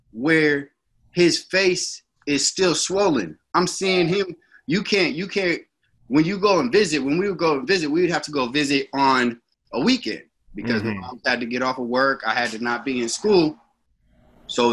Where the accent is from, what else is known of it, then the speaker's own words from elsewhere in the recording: Sunnyvale, California, United States; now in Antioch, United States; I was raised in Sunnyvale, California.